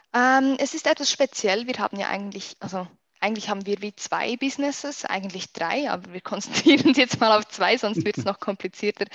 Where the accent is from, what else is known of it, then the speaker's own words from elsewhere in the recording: Switzerland; accent: Swiss; ich komme aus der schönen Schweiz